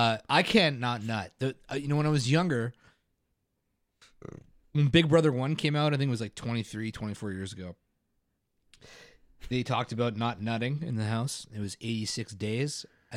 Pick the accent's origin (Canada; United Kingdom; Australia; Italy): Canada